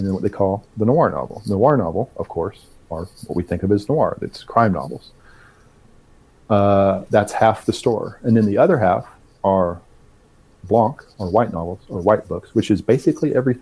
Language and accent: English; Arkansas, United States; I'm from the South. I'm from Arkansas and was raised in a pretty religious household.